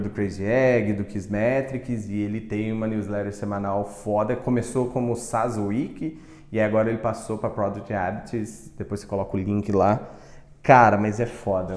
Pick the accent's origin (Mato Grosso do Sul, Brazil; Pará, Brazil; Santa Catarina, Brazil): Mato Grosso do Sul, Brazil; eu sou de Mato Grosso do Sul